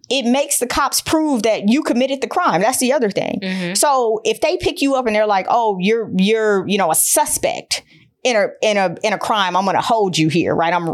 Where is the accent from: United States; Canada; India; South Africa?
United States; Detroit, Michigan; I'm from Detroit